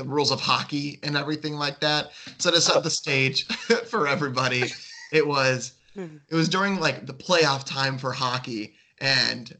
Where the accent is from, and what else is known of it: Chicago, Illinois, United States; born or raised there